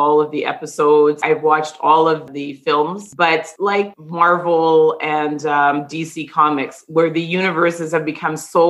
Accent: Toronto, Ontario, Canada; I'm someone who was born and raised in the Greater Toronto area

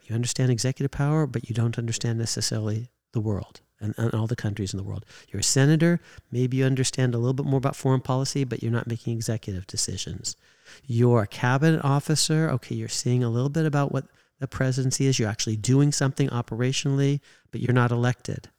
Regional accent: California, United States; I grew up in California

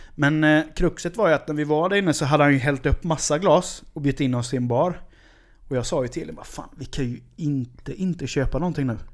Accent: Sweden; som svensk man

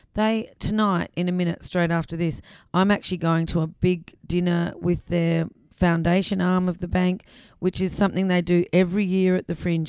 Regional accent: Adelaide, South Australia, Australia; also born or lived in England; I was born in England, but um, I I grew up in South Australia, and I did go to school in Adelaide

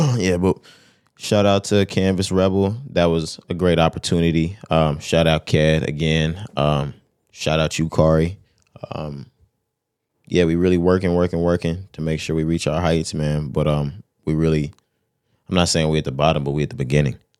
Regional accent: Texas, United States; I'm from Texas

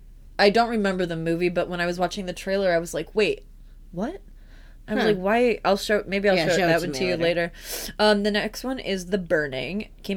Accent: Chicago, Illinois, United States; I'm from Chicago.

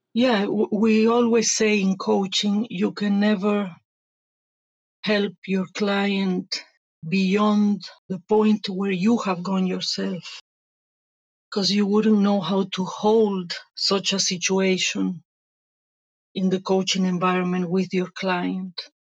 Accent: Venezuela; moved away as an adult; also born or lived in Italy; now in Spain; I was born in Italy, raised in Venezuela, and a year ago I migrated to Spain

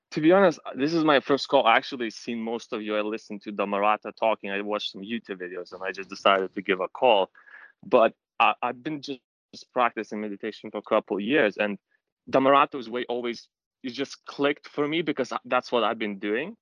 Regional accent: London, United Kingdom; I'm from London. Uh, I'm in UK right now.

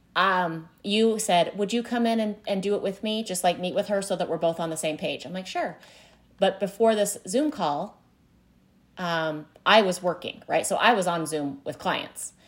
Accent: Utah, United States; I grew up in Utah

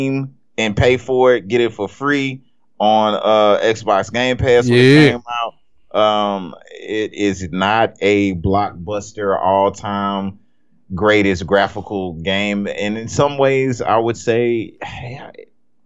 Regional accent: United States; I'm American.

